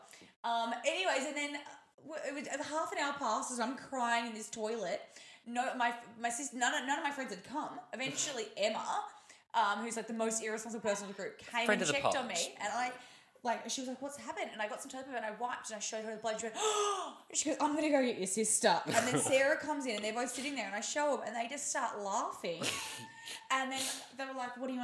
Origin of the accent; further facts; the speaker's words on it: Australia; we're also Australian